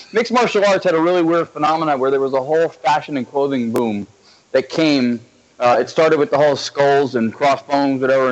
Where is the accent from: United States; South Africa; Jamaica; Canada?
United States; Central or North Central New Jersey; moved away as an adult; also born or lived in Los Angeles; I'm originally from Central or North Central Jersey